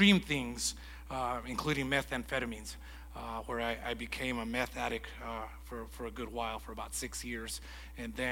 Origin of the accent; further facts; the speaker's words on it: Lordsburg, New Mexico, United States; also born or lived in Las Cruces, New Mexico; I grew up in Lordsburg, New Mexico, where I had two amazing parents.